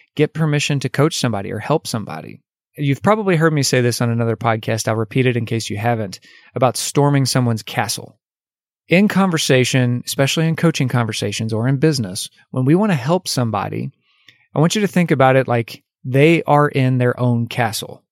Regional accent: United States; as an American. We have so much freedom in our country

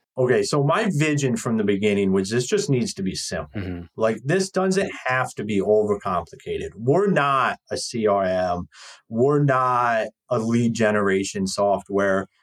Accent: Akron, Ohio, United States; moved away as an adult; now in Michigan, United States; I'm originally from Akron, Ohio

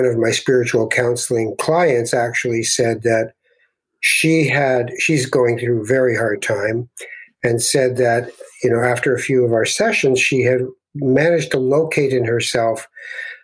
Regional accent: Toronto, Ontario, Canada; also born or lived in Tangier, Morocco; I was born in Morocco. When we came to Canada in the late 50s, as I grew up eventually after about 7 or 8 years of moving around, all the way from Kensington Market and Regent Park up to the last street in Toronto

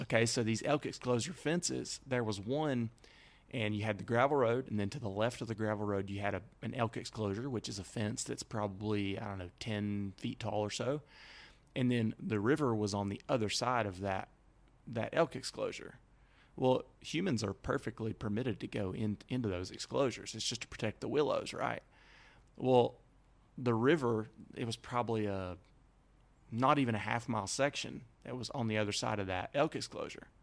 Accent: Alabama, United States; moved away as an adult; growing up in Alabama

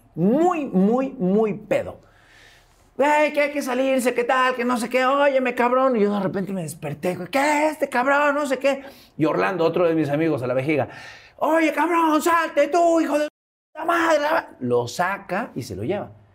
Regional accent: Veracruz, Mexico; moved away as an adult; de Veracruz

